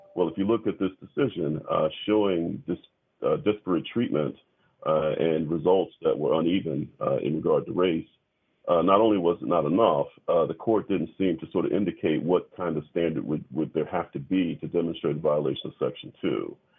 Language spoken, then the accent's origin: English; the South, United States; I'm a Southerner